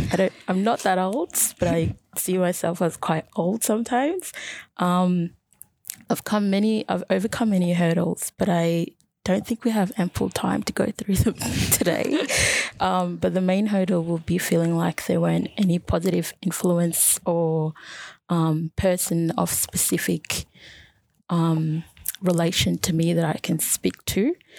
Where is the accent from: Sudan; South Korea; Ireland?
Sudan; north of Sudan; also born or lived in Egypt; now in Australia; So I moved to Australia from Egypt, originally from Sudan, specifically East Africa and north of Sudan. So I'm Nubian by background.